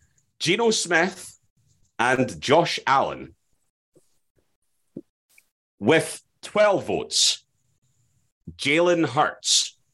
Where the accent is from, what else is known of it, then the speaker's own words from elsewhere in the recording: Scotland, United Kingdom; where I come from, Midlothian. There's a tendency to drop the R.